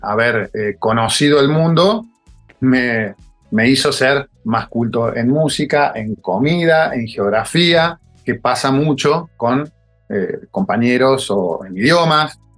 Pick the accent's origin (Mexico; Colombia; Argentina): Argentina; Río Cuarto, Córdoba; moved away as an adult; also born or lived in Buenos Aires; vengo de estudiante de Río Cuarto